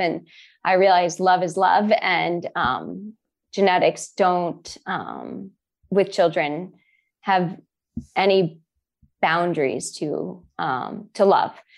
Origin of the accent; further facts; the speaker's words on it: Boston, Massachusetts, United States; also born or lived in Boulder, Colorado; I'm from Boston